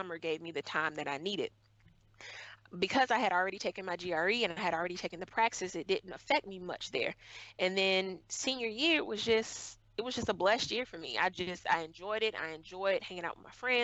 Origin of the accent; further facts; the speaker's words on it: Orangeburg, South Carolina, United States; coming from Orangeburg, South Carolina, where I come from, knowing the level of poverty, knowing the way that many people look at us because we are from Orangeburg, South Carolina